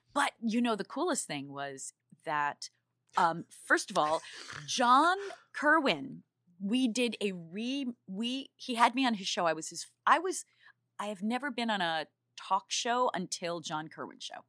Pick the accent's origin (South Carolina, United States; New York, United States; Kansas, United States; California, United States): New York, United States; now in Los Angeles, United States; I'm from New York